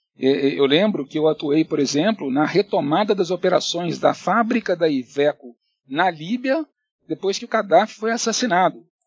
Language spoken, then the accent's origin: Portuguese; Belo Horizonte, Minas Gerais, Brazil; moved away as an adult; also born or lived in Curitiba / Italy; now in São Paulo, Brazil; Eu realmente sou mineiro, sou de Belo Horizonte